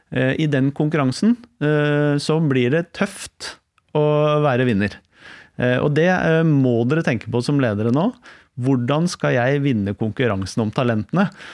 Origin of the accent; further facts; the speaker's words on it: Oslo, Norway; Jeg er fra Stovner. Ja. Vokste opp der.